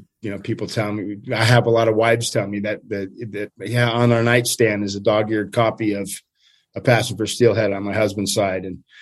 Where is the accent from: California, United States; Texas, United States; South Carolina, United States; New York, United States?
California, United States; Stonyford; also born or lived in East Coast, United States; We moved from the East Coast to Northern California when I was like 4 years old, so little guy. And we moved to a small town called Stony Ford in Northern California